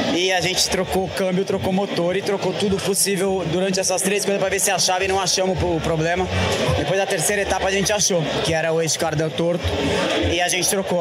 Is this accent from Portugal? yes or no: no; São Paulo, Brazil; Interlagos é um lugar onde eu cresci, um lugar onde eu passei a maior parte do tempo no cartódromo, quando eu era criança.